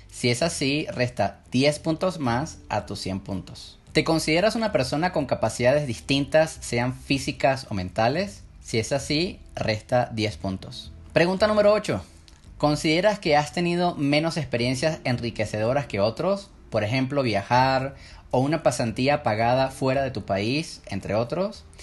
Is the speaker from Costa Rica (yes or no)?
no; Venezuela; Yo nací y crecí en Venezuela, si buscan en Google noticias sobre mi país, verán que Venezuela no ha estado en la mejor situación sociopolítica desde hace muchos años.